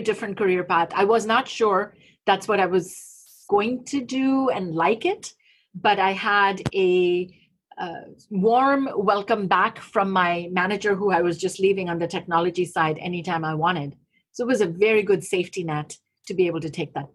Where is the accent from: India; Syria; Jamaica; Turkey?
India; moved away; radio where I grew up in India